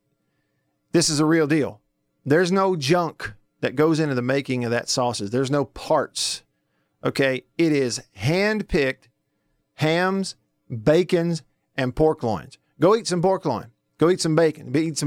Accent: Tupelo, Mississippi, United States; my family gets it here in my hometown, Tupelo

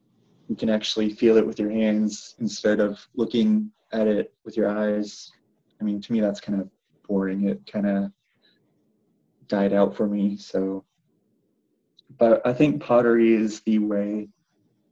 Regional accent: North Little Rock, Arkansas, United States; I am from North Little Rock

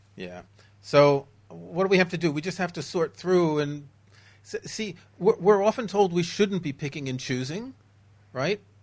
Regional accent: New York City, New York, United States; moved away; I grew up in New York City, where back in the day we would often have a couple feet of snow and very, very hot summers

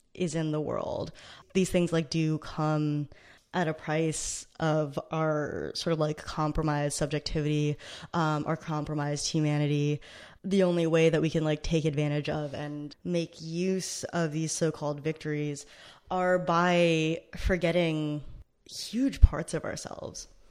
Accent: United States; I grew up right outside of New York City

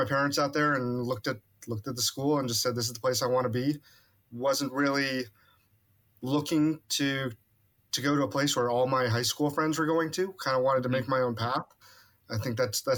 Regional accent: Kansas City, Kansas, United States; moved away as an adult; now in Corpus Christi, United States; I'm from Kansas City

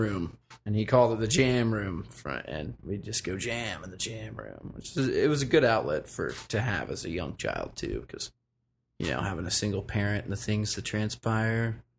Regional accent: the mountains of North Carolina, United States; also born or lived in Richmond, Virginia; I was born in Richmond, Virginia, but I grew up in the mountains of North Carolina, Asheville, Black Mountain, Ridgecrest, Swannanoa, Old Fort. Moved around a lot. But I remained in the mountains my entire youth for the most part.

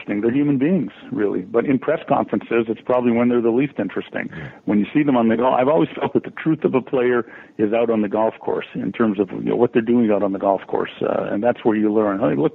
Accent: Canada; being Canadian

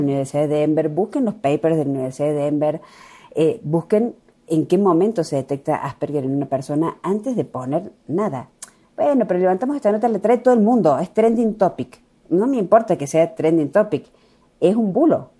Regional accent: La Cumbre, Córdoba, Argentina; soy de un pueblo muy pequeñito que se llama La Cumbre

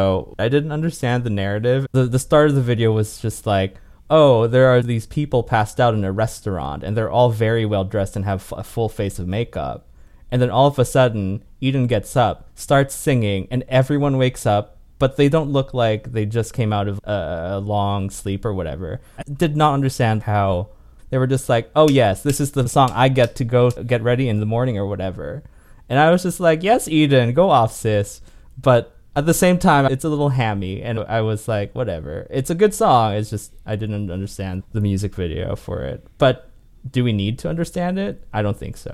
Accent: Winnipeg, Manitoba, Canada; I am Canadian. I'm from Winnipeg. Hello, from the center of nowhere.

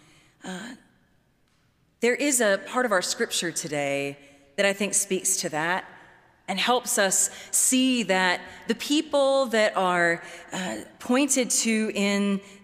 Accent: Baton Rouge, Louisiana, United States; I'm from Louisiana, was born and raised in Baton Rouge

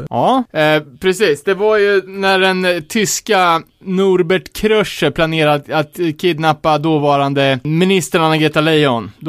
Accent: Sweden; som svensk

